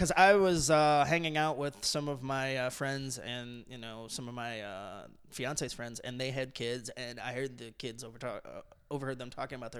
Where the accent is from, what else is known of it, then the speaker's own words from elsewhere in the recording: Toledo, Ohio, United States; now in Cincinnati, United States; growing up in Toledo, you don't have any hometown teams, really. You know, you're in between. So back in the mid-90s when we were growing up